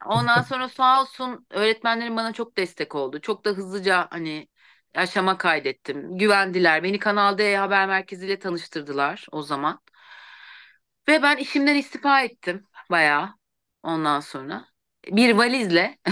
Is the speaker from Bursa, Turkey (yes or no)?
yes; Bursa, Turkey; also born or lived in Eskişehir; Sonra Bursalıyım. Mezun olup Bursa'ya döndüm.